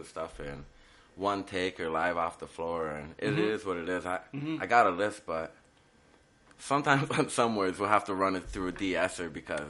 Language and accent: English; Edmonton, Alberta, Canada; born there; No, I was born in Edmonton, Alberta.